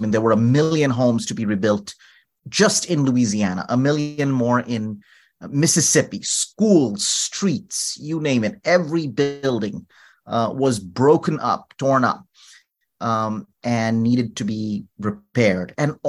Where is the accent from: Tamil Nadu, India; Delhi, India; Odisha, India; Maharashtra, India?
Delhi, India; New Delhi; moved away as an adult; now in New Orleans, United States; Although my story really starts when I moved from India to the United States. I am from New Delhi originally, and I got to the United States on a full scholarship.